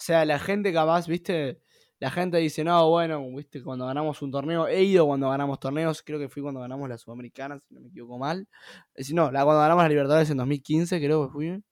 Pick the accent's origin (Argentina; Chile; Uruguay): Argentina; soy un argentino más